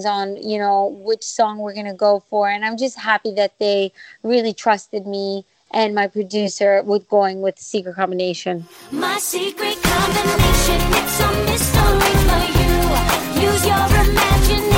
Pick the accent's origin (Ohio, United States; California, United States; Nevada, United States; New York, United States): New York, United States; also born or lived in Greece; now in Washington, D.C., United States; I was born in New York and raised, lived there for most of my life, and then Greece